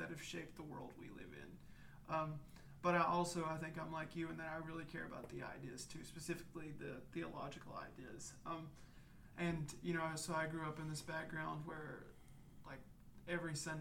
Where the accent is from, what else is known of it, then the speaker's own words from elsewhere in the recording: Southwest Virginia, United States; accent: hillbilly; moved away as an adult; now in Louisiana, United States; I'm from Southwest Virginia, not West Virginia, Virginia, the Southwest corner. And I was raised in a super, super fundamentalist tradition.